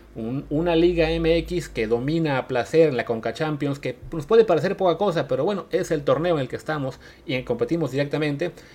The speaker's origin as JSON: {"language": "Spanish", "country": "Mexico", "said": "yo como mexicano"}